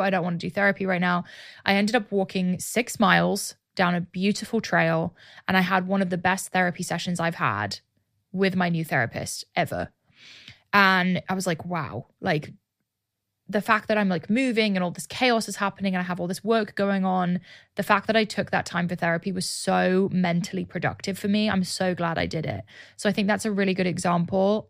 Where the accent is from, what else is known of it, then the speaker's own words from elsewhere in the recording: United Kingdom; now in Austin, United States; launch my business in my home country